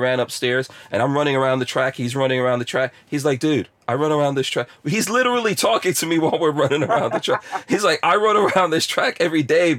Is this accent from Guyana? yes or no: yes; Guyana; born there; also born or lived in England; I also never played cricket, and I was born in Guyana, you know, never played cricket, lived in England and all that, but never played cricket.